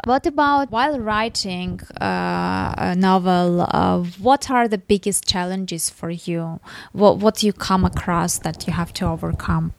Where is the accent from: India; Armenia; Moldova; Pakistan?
Armenia; I'm from Armenia. I'm, I'm living in Armenia